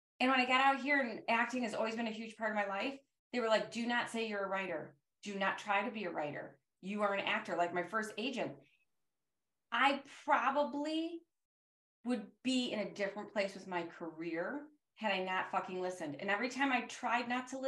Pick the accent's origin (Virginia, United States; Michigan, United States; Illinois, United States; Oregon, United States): Michigan, United States; Detroit; moved away as an adult; I'm from Detroit and there wasn't a lot of industry there